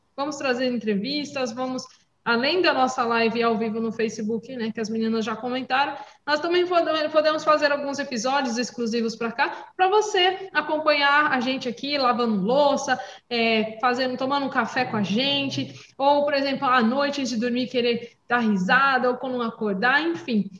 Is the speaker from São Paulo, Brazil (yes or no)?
yes; São Paulo, Brazil; also born or lived in Praia Grande; eu sou de outro estado, sou paulista, sou caiçara